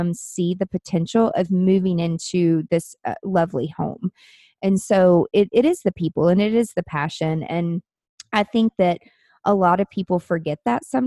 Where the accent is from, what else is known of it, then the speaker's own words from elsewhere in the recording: Nashville, Tennessee, United States; my hometown growing in Nashville